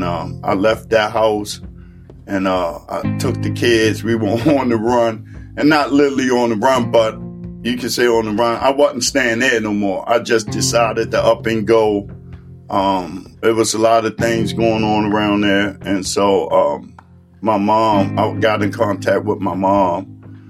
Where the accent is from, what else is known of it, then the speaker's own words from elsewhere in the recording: Baltimore, Maryland, United States; I grew up in East Baltimore